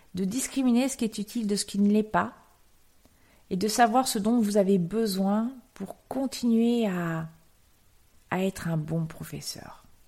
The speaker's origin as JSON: {"language": "French", "country": "France", "said": "en tant que Français"}